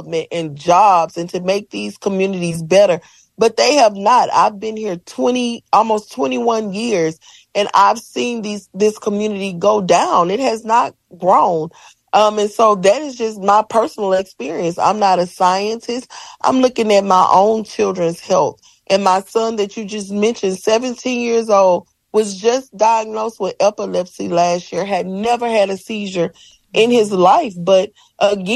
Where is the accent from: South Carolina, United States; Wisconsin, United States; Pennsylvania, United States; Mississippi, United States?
Mississippi, United States; Ruleville; moved away as an adult; I'm from a small town in Mississippi called Ruleville.